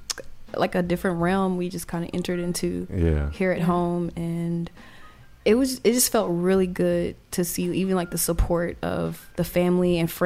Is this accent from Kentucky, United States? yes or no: no; Atlanta, Georgia, United States; I'm a Crawford Long baby.